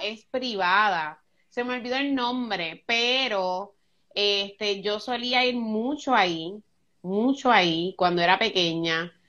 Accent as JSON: {"language": "Spanish", "town": "Luquillo", "country": "Puerto Rico", "tie": "born or raised there", "also_born_or_lived": "Fajardo, Puerto Rico", "said": "Yo nací en Fajardo, Puerto Rico, y yo me crié en un barrio que se llama Juan Martín en Luquillo."}